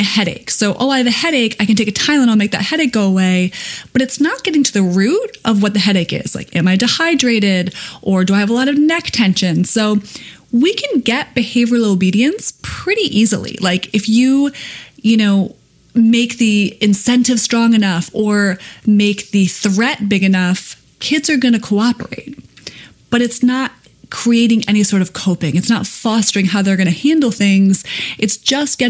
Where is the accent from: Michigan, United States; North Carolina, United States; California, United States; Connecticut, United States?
Connecticut, United States; When I was 9, I was president of the Little Babysitters Club in my hometown in Connecticut